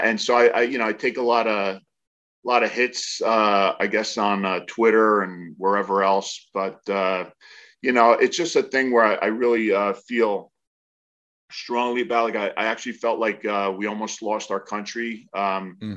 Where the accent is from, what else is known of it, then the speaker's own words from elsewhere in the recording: New Jersey, United States; moved away; I grew up in New Jersey